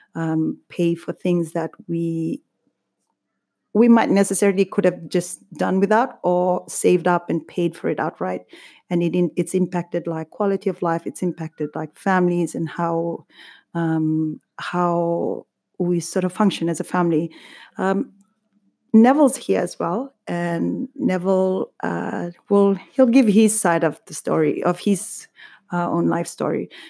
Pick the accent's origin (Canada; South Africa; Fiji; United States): Fiji; now in United Kingdom; growing up in Fiji